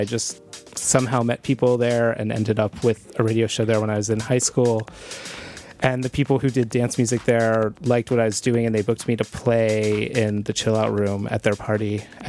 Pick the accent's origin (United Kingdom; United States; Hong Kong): United States; Pittsburgh, Pennsylvania; now in New York, United States; Pittsburgh. No, I grew up in Pittsburgh.